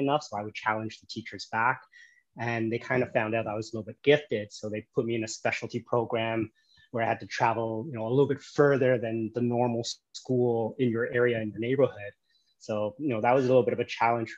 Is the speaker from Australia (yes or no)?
no; Toronto, Ontario, Canada; moved away as an adult; now in Da Nang, Vietnam; I was born and raised in Canada, grew up in Toronto